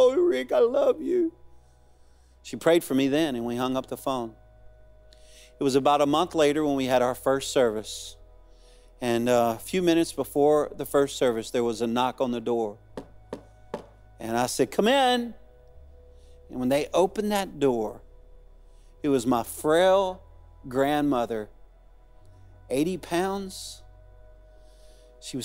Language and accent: English; Cajun, Louisiana, United States; moved away as an adult; now in Arkansas, United States; I'm a Cajun man